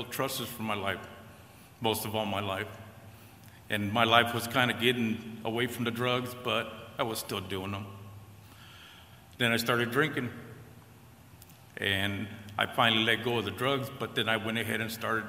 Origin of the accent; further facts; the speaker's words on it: California, United States; moved away; I'm from California originally, born and raised in California with a normal family